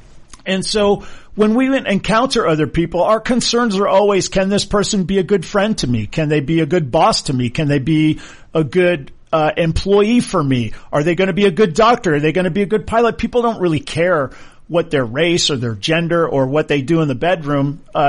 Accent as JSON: {"language": "English", "region": "Hawaii", "country": "United States", "tie": "born or raised there", "said": "I growing up in Hawaii, and I went to Punahou, which is a great private school in Hawaii, one of the best in the world"}